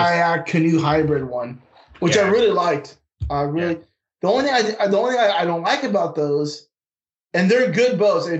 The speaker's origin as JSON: {"language": "English", "region": "West Coast", "country": "United States", "tie": "born or raised there", "also_born_or_lived": "North Carolina", "moved": "as an adult", "said": "I grew up in the West Coast, got stationed out there and Bragg for a while, kind of North Carolina."}